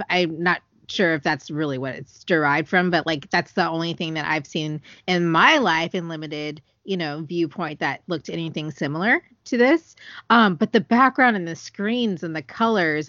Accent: California, United States; I'm from California

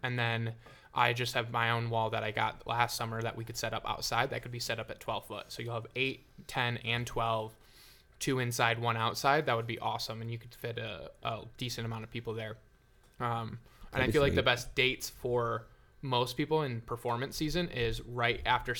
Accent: Michigan, United States; now in Joshua Tree, United States; I'm from Michigan, but I'm living in Joshua Tree right now.

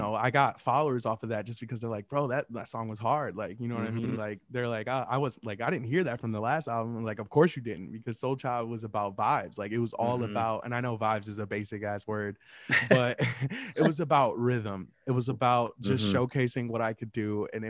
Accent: Michigan, United States; I mean, I know I'm from Michigan, but, like, still, like

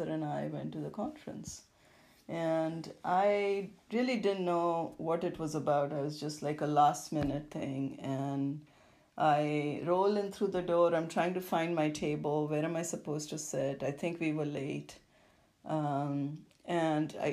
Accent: India; moved away; when I grew up in India

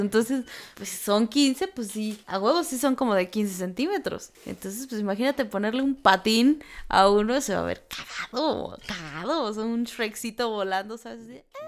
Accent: Mexico; somos mexicanos

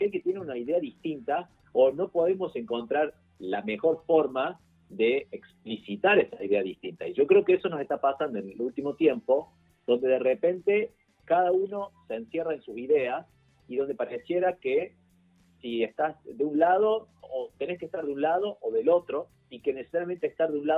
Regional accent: Córdoba, Argentina; accent: Cordobese tonada; now in Buenos Aires, Argentina; yo, no sé si se me nota por la tonada, pero yo soy cordobés viviendo en este momento en Buenos Aires

